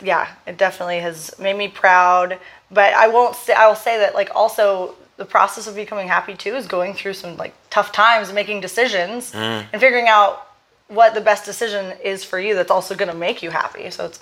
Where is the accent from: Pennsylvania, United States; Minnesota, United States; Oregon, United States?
Oregon, United States; Portland; moved away as an adult; So I'm from Portland, Oregon, born and raised. And I was there until I moved here. I never really left Oregon other than college, but I don't really count that because I went to Corvallis and it's about an hour and a half south of Portland.